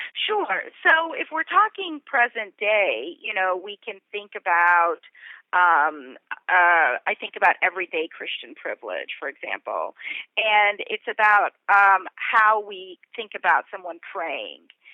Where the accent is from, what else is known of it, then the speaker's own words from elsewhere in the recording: Atlanta, Georgia, United States; also born or lived in India; I grew up in Atlanta in the suburbs, and I was a little brown Hindu girl